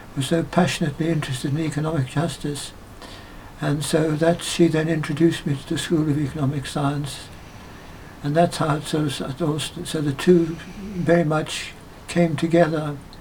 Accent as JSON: {"language": "English", "town": "Johannesburg", "region": "Gauteng", "country": "South Africa", "tie": "born or raised there", "moved": "as an adult", "lives_now": "England", "said": "they settled in Johannesburg. Wow. That's where I was born"}